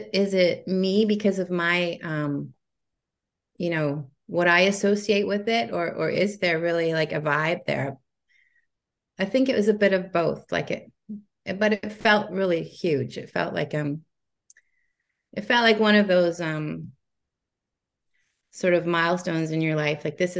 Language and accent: English; Montreal, Quebec, Canada; But later in my teens, I really loved the scene in the UK, because I was growing up in Montreal.